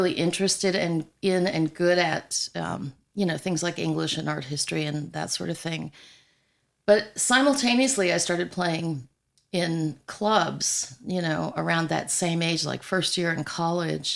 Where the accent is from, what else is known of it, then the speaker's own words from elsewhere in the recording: New York, United States; also born or lived in Colorado; now in Nashville, United States; I grew up in New York, and so we had relatives in Chicago